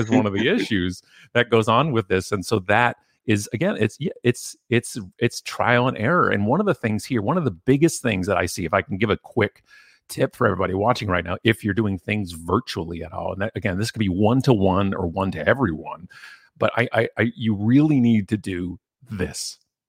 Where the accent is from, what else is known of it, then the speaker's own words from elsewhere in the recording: Canada; He's a fellow Canadian